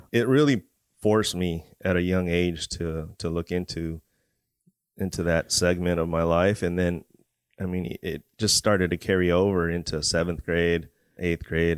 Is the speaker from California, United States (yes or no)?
yes; Port Hueneme, California, United States; also born or lived in Oxnard, California; I was born in Port Wanyamie, California. Um, growing up in Port Wanyamie and Oxnard, right next to the C B base